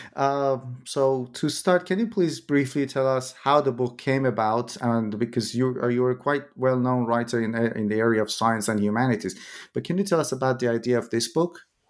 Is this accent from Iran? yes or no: yes; Iran; moved away; when I was in high school, I'm originally from Iran.